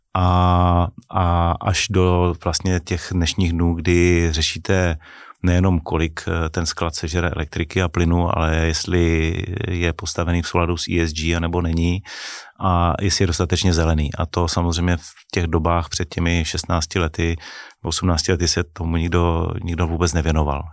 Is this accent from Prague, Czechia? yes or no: no; near Ostrava, Moravian-Silesian Region, Czechia; jsem nejsem z Prahy, nejsem ten cajzel, co přijel jako z Prahy, je tam o něčem poučovat, ale byl jsem kluk, který vlastně vyrostl eh, nedaleko Stravy